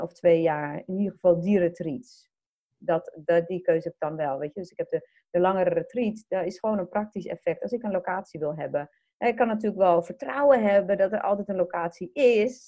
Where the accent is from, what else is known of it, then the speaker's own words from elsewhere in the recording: Netherlands; wij als Nederlanders